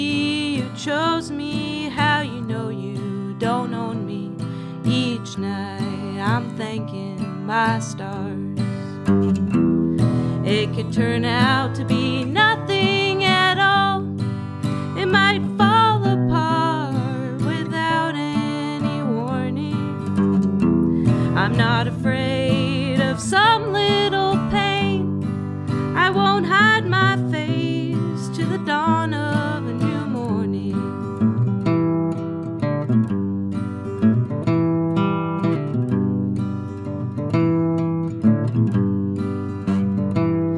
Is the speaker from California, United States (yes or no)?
yes; Orange County, Southern California, United States; Southern California